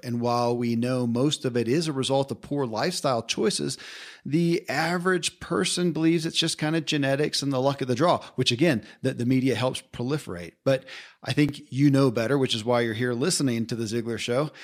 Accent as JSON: {"language": "English", "region": "Kentucky", "country": "United States", "tie": "born or raised there", "said": "I grew up in Kentucky"}